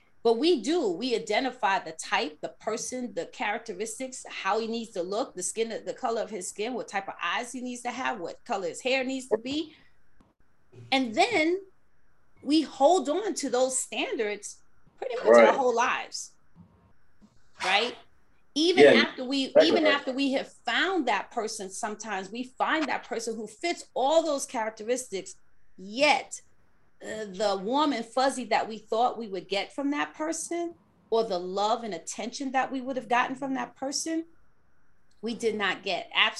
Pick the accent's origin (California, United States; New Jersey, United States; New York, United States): New York, United States; a native New Yorker like me.